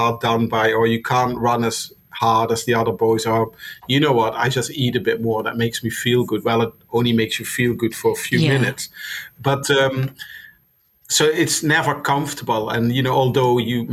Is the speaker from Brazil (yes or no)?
no; Maastricht, Limburg, Netherlands; English is a second language; moved away as an adult; now in London, United Kingdom; from Maastricht. That's a town in the Netherlands where I'm from